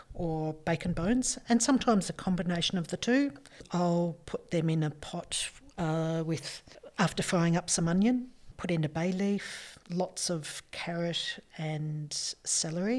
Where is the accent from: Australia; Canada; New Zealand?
Australia; Melbourne, Victoria; I grew up in Melbourne, cold winters